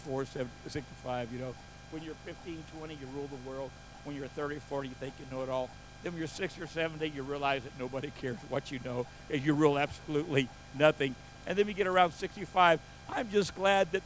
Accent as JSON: {"language": "English", "country": "United States", "tie": "born or raised there", "said": "I was born and raised here in the United States"}